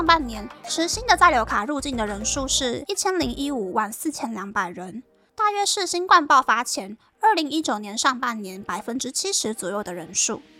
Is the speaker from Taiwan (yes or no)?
yes; Taiwan; 身为台湾人，其实我还蛮期盼日本的技能实习生的工作环境还有薪资可以变得更好。